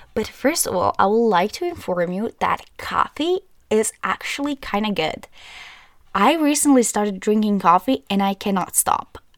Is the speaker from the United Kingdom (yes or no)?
no; Croatia; I'm from Croatia